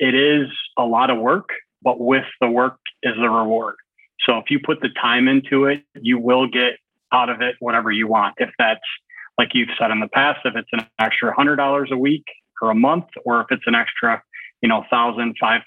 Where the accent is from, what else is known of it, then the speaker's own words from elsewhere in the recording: Michigan, United States; moved away; I'm from Michigan